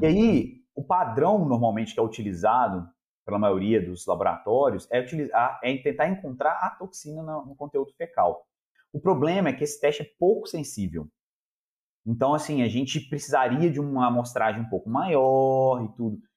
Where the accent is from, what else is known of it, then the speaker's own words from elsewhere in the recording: Belo Horizonte, Minas Gerais, Brazil; also born or lived in Copenhagen, Denmark; eu sou aqui de Belo Horizonte mesmo